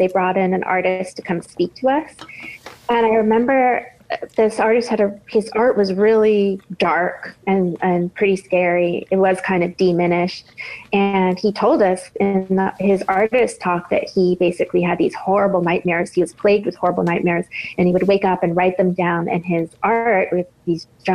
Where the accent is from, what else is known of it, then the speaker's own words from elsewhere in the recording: Boston, Massachusetts, United States; when I was growing up in Boston